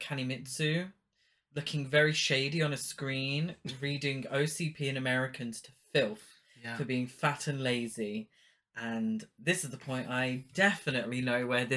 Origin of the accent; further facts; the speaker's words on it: United Kingdom; I'm British too